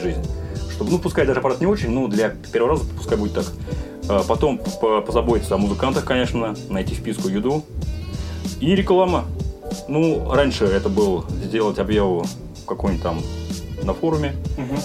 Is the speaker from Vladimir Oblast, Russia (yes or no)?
yes; Vladimir, Vladimir Oblast, Russia; я так как из Владимира, от Владимира в Москву ехать э, всего лишь 3 часа на электричке